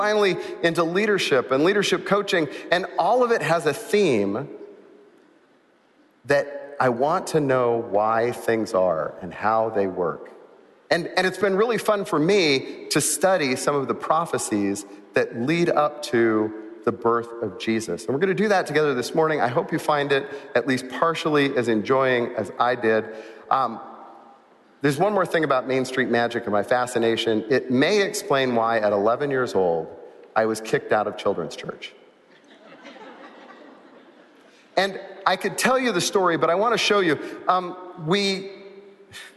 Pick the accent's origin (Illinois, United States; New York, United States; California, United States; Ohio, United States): California, United States; moved away; I grew up in California